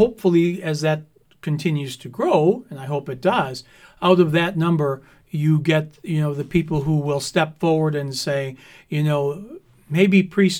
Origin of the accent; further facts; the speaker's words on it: Clyman, Wisconsin, United States; I grew up in Clyman. Nobody knew where Clyman was other than those people who lived there.